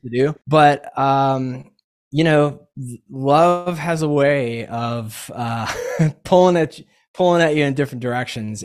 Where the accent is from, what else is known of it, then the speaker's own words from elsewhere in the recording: Atlanta, Georgia, United States; also born or lived in Boston / Knoxville / New Hampshire; I grew up here in Atlanta